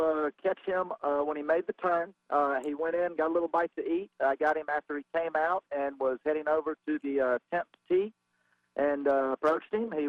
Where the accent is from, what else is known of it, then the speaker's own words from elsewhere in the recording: Augusta, Georgia, United States; now in Cary, United States; back in the early 90s after high school, I'm from Augusta, Georgia